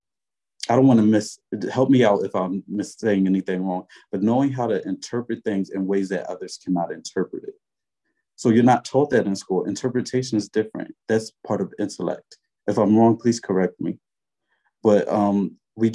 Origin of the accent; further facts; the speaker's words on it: Philadelphia, Pennsylvania, United States; I'm straight up from North Philly, West Philly, the Bottoms, Badlands